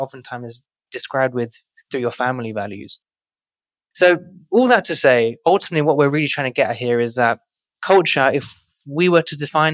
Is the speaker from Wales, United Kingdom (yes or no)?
no; London, United Kingdom; now in New York City, United States; growing up in one of London's most financially deprived